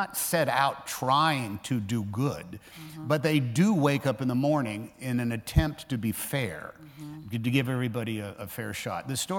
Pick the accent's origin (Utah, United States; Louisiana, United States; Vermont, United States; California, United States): California, United States; Oakland; I grew up in Oakland, California